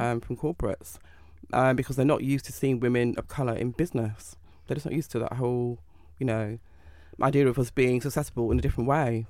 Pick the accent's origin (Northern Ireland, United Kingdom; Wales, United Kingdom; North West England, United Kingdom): North West England, United Kingdom; Manchester; I'm from Manchester